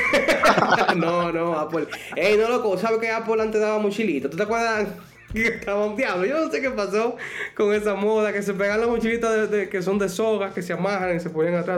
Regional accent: Dominican Republic; yo soy de República Dominicana

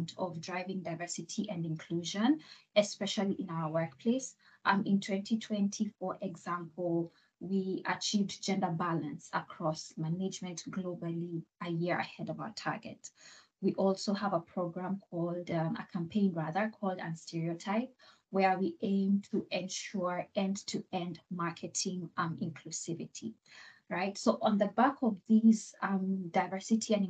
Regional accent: Kenya; moved away as an adult; now in Rotterdam, Netherlands; I am originally from Kenya

